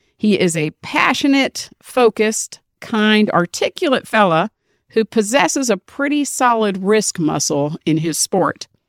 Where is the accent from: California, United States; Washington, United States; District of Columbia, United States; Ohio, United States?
District of Columbia, United States; Washington; I'm from D C, born and raised